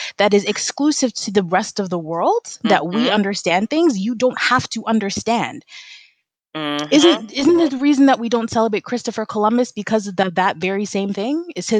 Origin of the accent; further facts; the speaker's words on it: Trinidad & Tobago; So to be honest, I was irritated, but to say that I was up in arms about it, I really wasn't. And most Trinities that I know weren't.